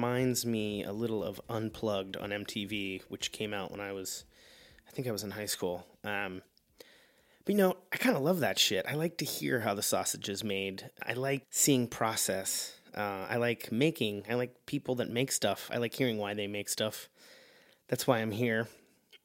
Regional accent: Pittsburgh, Pennsylvania, United States; I'm from Pittsburgh

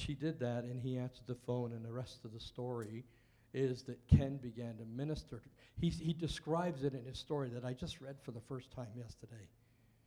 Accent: Welsh, Wales, United Kingdom; being Welsh, I invited my parents, who were Welsh

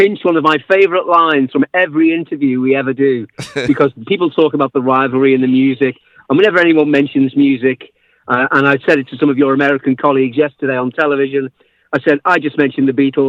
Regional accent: Liverpool, North West England, United Kingdom; moved away as an adult; now in Oxford, United Kingdom; I am from Liverpool

